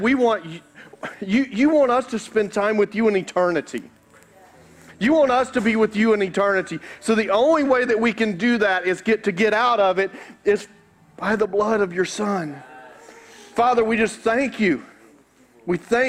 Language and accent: English; Carroll County, Georgia, United States; I grew up in Douglasville, in Carroll County